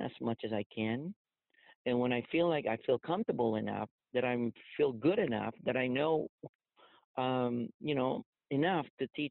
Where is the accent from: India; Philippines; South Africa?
Philippines; moved away as an adult; also born or lived in San Francisco; now in United States; I was growing up in the Philippines